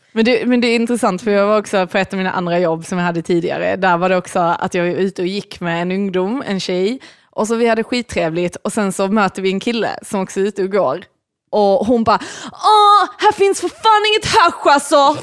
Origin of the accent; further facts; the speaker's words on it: Lund, Skåne, Sweden; i Lund där vi växte upp